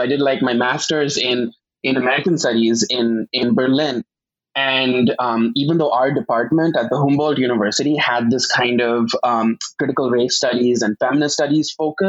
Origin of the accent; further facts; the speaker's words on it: Mumbai, Maharashtra, India; moved away as an adult; also born or lived in Germany; now in New York, United States; So I am actually from India. I was born in Bombay, and I moved to New York to do a PhD here in comparative literature in 2016.